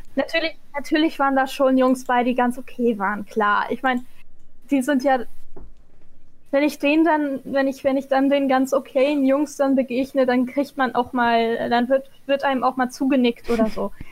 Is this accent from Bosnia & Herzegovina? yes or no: no; Egypt; now in Germany; die Hälfte meiner Kindheit in Ägypten war